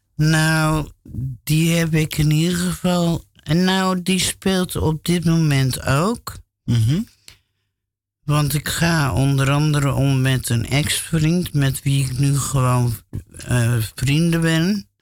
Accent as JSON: {"language": "Dutch", "town": "Alphen aan de Rijn", "region": "South Holland", "country": "Netherlands", "also_born_or_lived": "Gouda", "moved": "yes", "lives_now": "Amsterdam, Netherlands", "said": "die woonden in Alphen aan de Rijn. En dus, dus daar kom ik eigenlijk ook vandaan"}